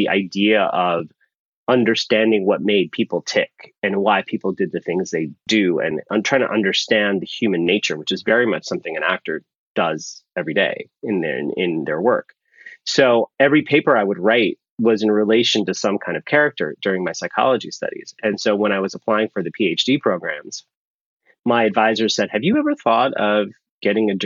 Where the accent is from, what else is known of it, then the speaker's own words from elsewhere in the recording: San Francisco, California, United States; also born or lived in Pakistan / Rochester, New York; I was raised, when my grandparents passed away, I was raised by my two aunts, and they lived in San Francisco. So when people say, where are you from? I say San Francisco